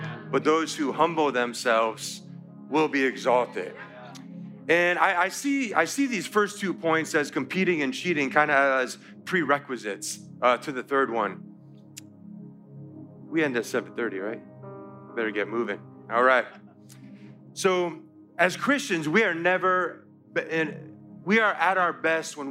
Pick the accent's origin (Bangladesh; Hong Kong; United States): United States; Connecticut; moved away; I'm from Connecticut, and we had seasons